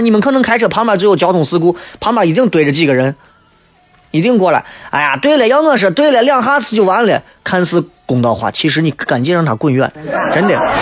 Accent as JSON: {"language": "Chinese", "country": "China", "said": "作为一个中国人"}